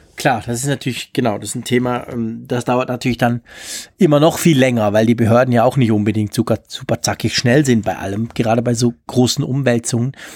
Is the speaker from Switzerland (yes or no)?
yes; Switzerland; als Schweizer